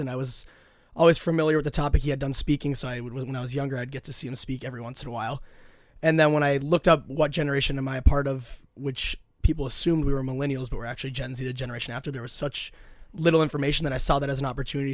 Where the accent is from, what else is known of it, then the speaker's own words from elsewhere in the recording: Minnetonka, Minnesota, United States; I'm born and raised in Minnesota, went to Minnetonka High School